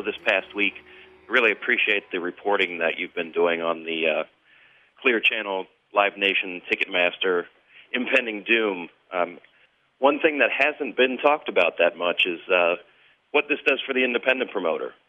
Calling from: Cincinnati, Ohio, United States; I'm calling from Cincinnati, Ohio

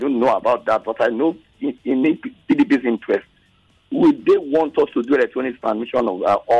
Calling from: Lagos, Nigeria; I'm calling from Lekki.

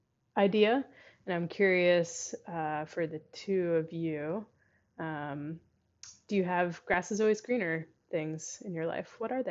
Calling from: Incheon, South Korea; I am currently calling from Incheon, South Korea.

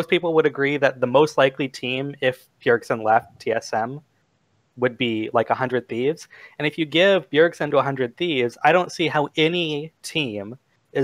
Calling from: Richland, Washington, United States; I'm calling from Richland, Washington

